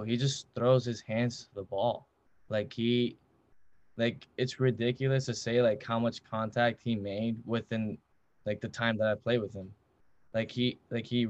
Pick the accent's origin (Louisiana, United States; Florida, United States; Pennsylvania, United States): Florida, United States; Miami; I'm from Miami. I'm born and raised from Miami, Florida.